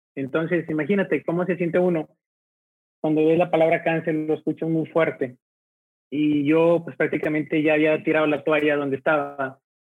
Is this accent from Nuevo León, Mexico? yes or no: yes; Monterrey, Nuevo León, Mexico; nosotros aquí al momento de decir regios nos sentimos orgullosos primero por nuestra ciudad